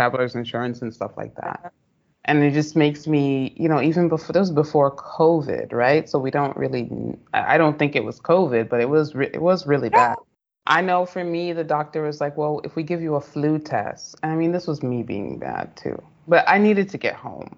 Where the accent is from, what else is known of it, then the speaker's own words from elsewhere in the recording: United States; moved away as an adult; also born or lived in United Arab Emirates; I, as a Black American